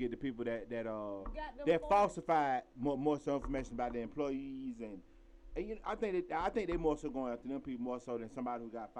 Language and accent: English; Atlanta, Georgia, United States; I was born in Atlanta, born and bred.